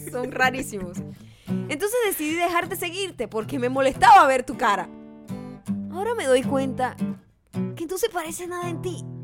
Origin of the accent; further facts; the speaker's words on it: Venezuela; moved away as an adult; also born or lived in Dublin; now in Madrid, Spain; me hizo recordar mi primera entrevista de trabajo en Madrid. Yo {S2} venía de Dublín {S0} pero soy de Venezuela.